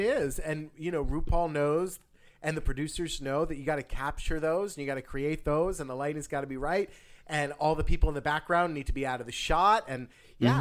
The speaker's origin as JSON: {"language": "English", "region": "New Jersey", "country": "United States", "said": "I'm from New Jersey"}